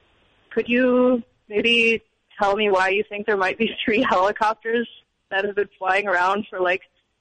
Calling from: Oakland, California, United States; moved away; I'm calling from Oakland, California.

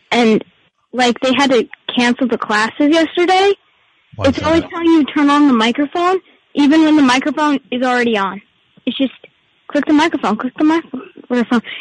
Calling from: Seattle, Washington, United States; calling from, should I say Brandon or Seattle? Just outside Seattle. Uh, just outside of Seattle.

